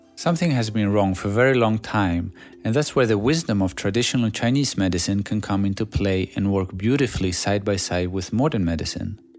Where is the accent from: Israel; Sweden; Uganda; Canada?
Sweden; English is a second language; moved away as an adult; also born or lived in Greece / Shanghai, China; Growing up in Sweden, all I did was playing basketball